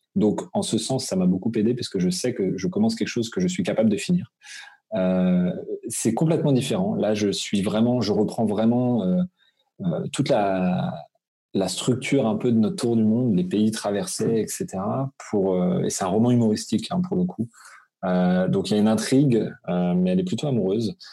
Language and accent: French; Brittany, France; moved away as an adult; now in Alsace, France; Je suis breton d'origine, donc c'est vrai que j'ai vécu jusqu'à mes 18 quand même, donc c'est très ancré chez moi